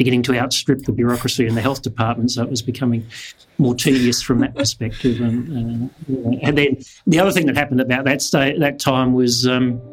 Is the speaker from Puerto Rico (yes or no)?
no; Kalgoorlie, Western Australia, Australia; also born or lived in Kent, England; now in Perth, Australia; We came from Kent in England, and went straight from Kent in England to Kalgoorlie